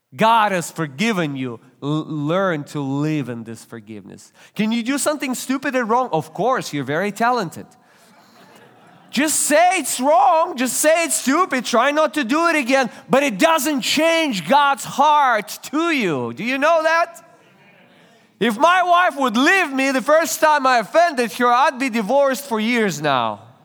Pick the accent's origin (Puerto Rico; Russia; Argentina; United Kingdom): Russia; English is a second language; moved away; I was born and raised in Russia. You, you can tell by, by an accent, by my accent.